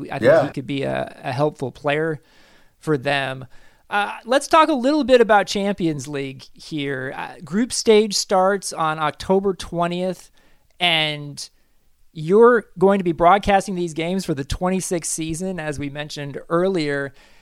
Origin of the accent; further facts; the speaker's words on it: Kansas City, Missouri, United States; I grew up in Kansas City.